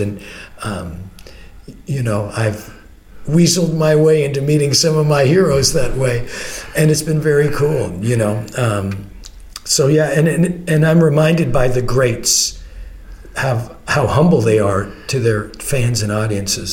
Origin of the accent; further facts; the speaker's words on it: Canada; I'm a Canadian